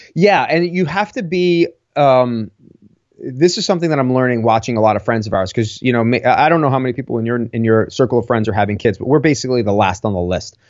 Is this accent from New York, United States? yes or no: yes; Long Island, New York, United States; born or raised there